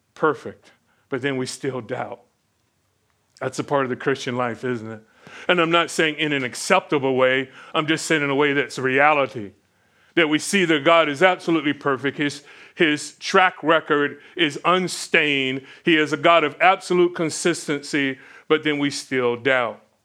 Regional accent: Florida, United States; growing up in Florida

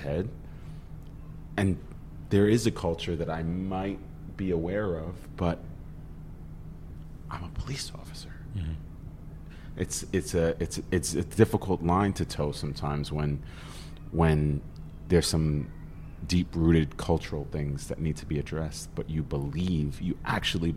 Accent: New York City, New York, United States; I grew up in Staten Island

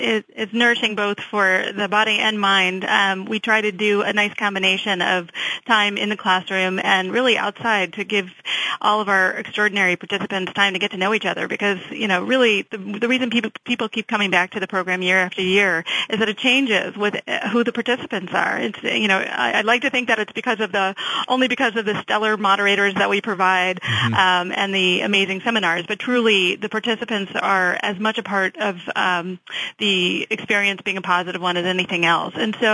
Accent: New Orleans, Louisiana, United States; moved away as an adult; also born or lived in East Coast; I'm actually a Southerner. I'm from New Orleans originally

